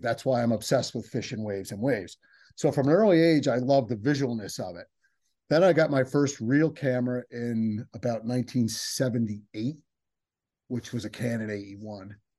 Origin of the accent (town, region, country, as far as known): New Jersey, United States; also born or lived in San Diego